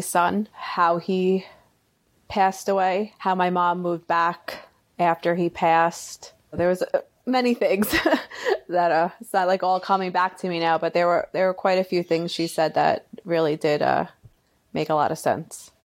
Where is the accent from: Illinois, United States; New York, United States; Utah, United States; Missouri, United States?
New York, United States; Long Island; I'm from Long Island